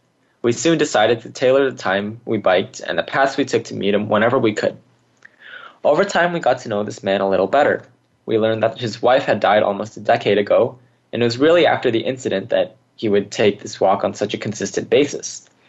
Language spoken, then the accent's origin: English; California, United States; I, on the other hand, was born and raised in California's Central Valley. What I enjoyed the most as a kid living in a rural town was the openness.